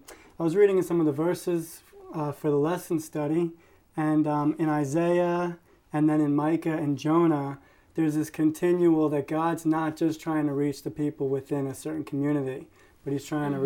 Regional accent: New York, United States; I'm from New York.

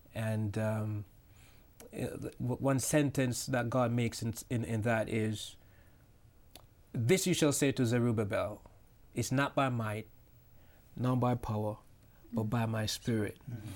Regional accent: Jamaica; now in New York, United States; I'm original from Jamaica, but I live now in New York

